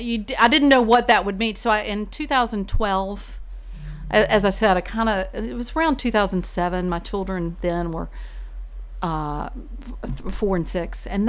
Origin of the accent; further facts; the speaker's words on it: Sanford, North Carolina, United States; moved away as an adult; now in Virginia, United States; I grew up in a small town called Sanford